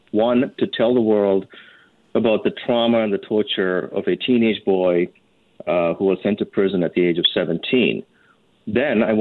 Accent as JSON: {"language": "English", "town": "Vancouver", "region": "British Columbia", "country": "Canada", "tie": "born or raised there", "lives_now": "Toronto, Canada", "said": "Vancouver used to be my hometown for 20 years. Now I live in Toronto"}